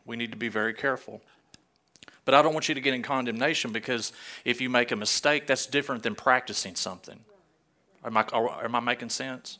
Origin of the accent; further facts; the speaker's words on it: Arkansas, United States; I'm from Arkansas